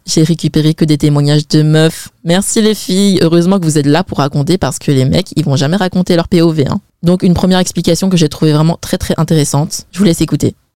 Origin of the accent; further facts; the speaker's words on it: France; je suis née en France.